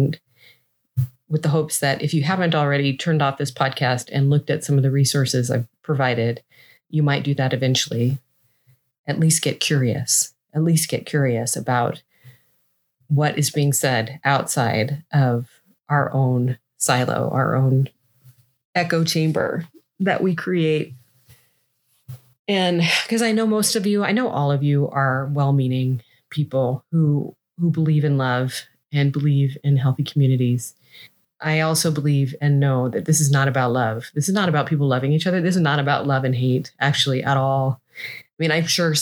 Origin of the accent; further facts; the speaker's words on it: Seattle, Washington, United States; I grew up in Seattle, which is a fairly white town